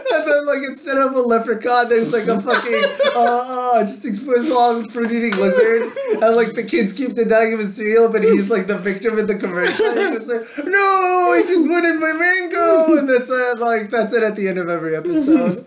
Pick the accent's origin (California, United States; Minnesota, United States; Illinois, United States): California, United States; San Francisco; I grew up in Mission